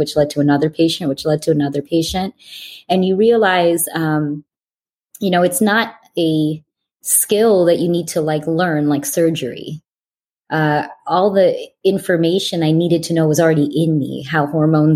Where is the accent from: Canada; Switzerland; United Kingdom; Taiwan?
Canada; moved away as an adult; also born or lived in Olean, New York; now in United States; I am Canadian, living in America.